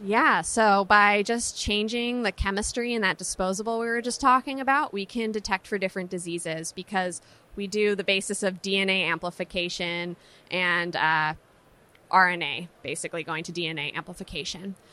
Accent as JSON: {"language": "English", "town": "San Francisco", "region": "California", "country": "United States", "tie": "born or raised there", "said": "Growing up in San Francisco"}